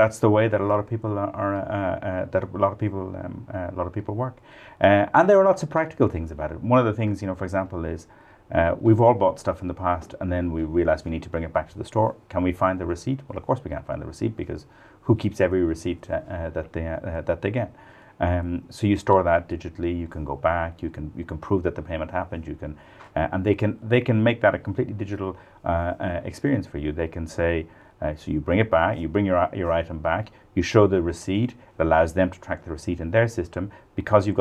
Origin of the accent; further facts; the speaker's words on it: Ireland; also born or lived in London; now in Paris, France; I'm Irish.